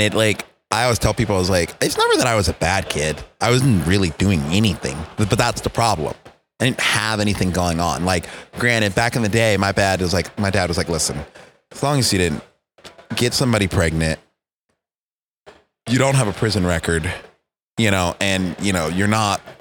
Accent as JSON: {"language": "English", "region": "Texas", "country": "United States", "said": "where are you from? I'm like, Texas"}